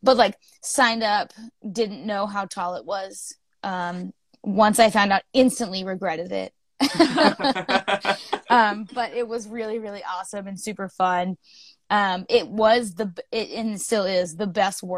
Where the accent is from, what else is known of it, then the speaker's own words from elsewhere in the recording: near Cape Cod, eastern Massachusetts, United States; moved away as an adult; now in Vermont, United States; I grew up in eastern Massachusetts, right near Cape Cod. But I've been in Vermont for like 9 years now